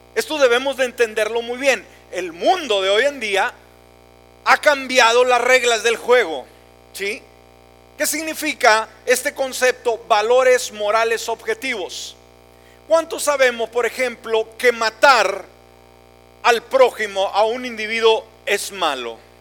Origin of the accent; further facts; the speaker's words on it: Mexico; moved away; yo soy mexicano a mucha honra